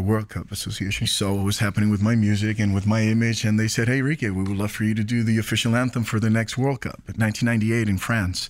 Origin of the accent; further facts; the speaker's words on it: San Juan, Puerto Rico; I, I grew up in Puerto Rico